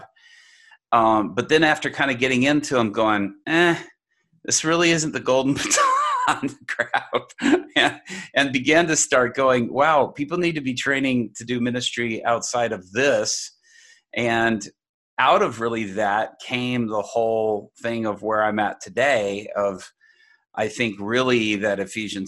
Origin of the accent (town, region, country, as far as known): Dallas, Texas, United States; born or raised there; also born or lived in Japan